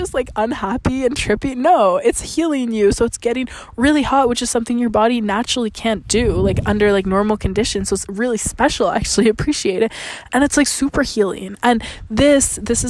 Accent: Canada; I'm Canadian

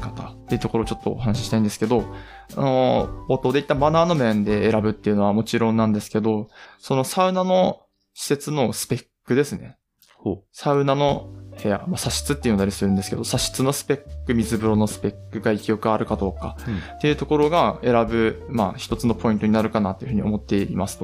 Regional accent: Aomori, Japan; まあ、僕たちは青森県なんですけど

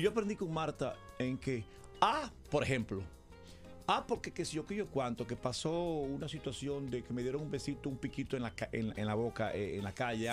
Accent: Dominican Republic; Yo soy dominicano

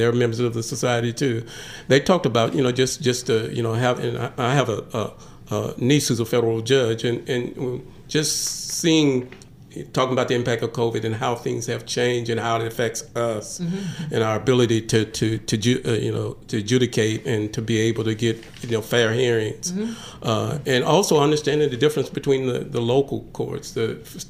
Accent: Oklahoma, United States; I came from Oklahoma where the judges are not voted on, and so the judges are appointed.

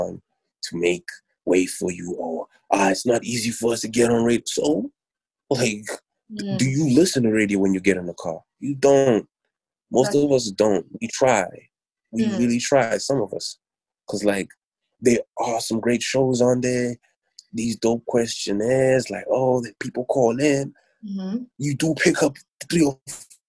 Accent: Pretoria, Gauteng, South Africa; also born or lived in Durban / Johannesburg / Kempton Park; I was born in Durban, but I was raised in Pretoria. Mm-hmm. I was raised in Joburg, Kempton Park, mainly Pretoria

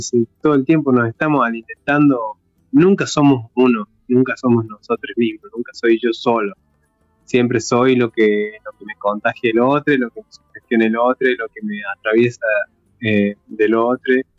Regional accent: Traslasierra Valley, Córdoba, Argentina; en el Valle detrás de la Sierra, que es de donde yo soy oriundo

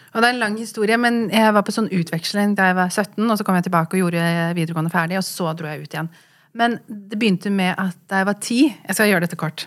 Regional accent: Oslo, Norway; also born or lived in London; vi er jo fra Furuset

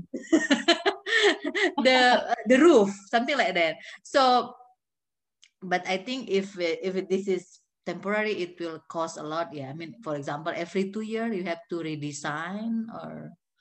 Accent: Jakarta, Indonesia; English is a second language; also born or lived in North Sumatra; I was born and raised in North Sumatra, and then I grew up in Jakarta.

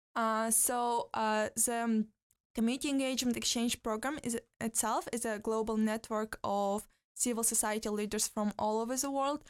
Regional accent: southwest Kazakhstan, Kazakhstan; moved away as an adult; also born or lived in Astana; I'm from Kazakhstan myself. So, I c, uh, originally, uh, my hometown is, uh, in the west, southwest of Kazakhstan

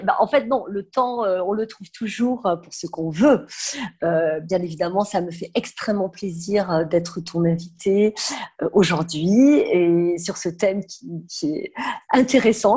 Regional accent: south of France, France; moved away as an adult; now in Paris, France; je viens du sud de la France

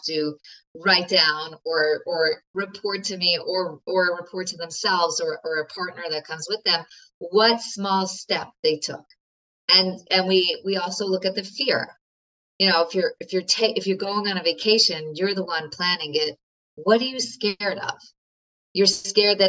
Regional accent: New York, United States; I'm a New Yorker

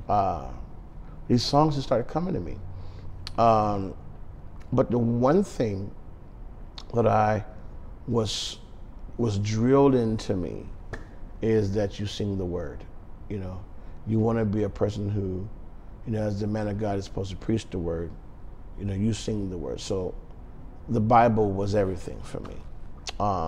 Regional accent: Phoenix, Arizona, United States; I grew up in Phoenix, Arizona, born and raised.

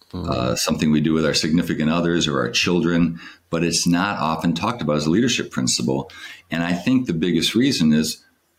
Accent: Battle Creek, Michigan, United States; I'm a kid from Battle Creek, Michigan

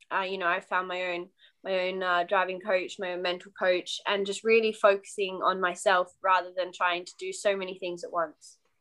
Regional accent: Australia; now in United Kingdom; I'm Australian racing driver uh, based in the UK

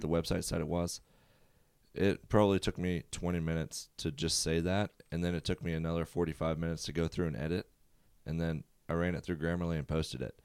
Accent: Prince George, Virginia, United States; I'm from Prince George, Virginia. It's a small town, about forty-five minutes south of Richmond.

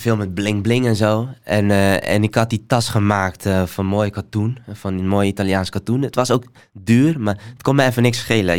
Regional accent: Somalia; now in Netherlands; ik ben geboren in Somalië

